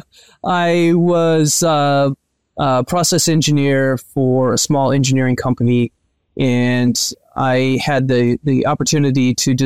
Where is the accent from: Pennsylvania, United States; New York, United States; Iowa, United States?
Iowa, United States; Northwest; I grew up in Iowa. I grew up on a farm in Northwest Iowa.